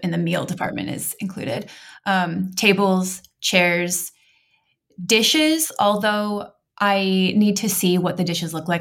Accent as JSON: {"language": "English", "region": "Montana", "country": "United States", "tie": "born or raised there", "moved": "yes", "lives_now": "Oregon, United States", "said": "I grew up in Montana"}